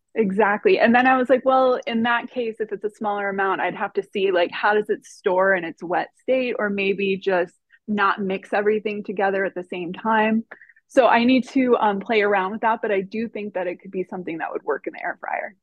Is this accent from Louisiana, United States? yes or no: no; Miami, Florida, United States; now in Northern California, United States; I've been living in Northern California for 13 years, I was born and raised in Miami, Florida